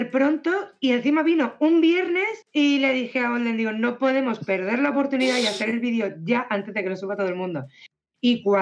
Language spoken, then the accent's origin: Spanish; Barcelona, Catalonia, Spain; now in Málaga, Spain; yo soy de Barcelona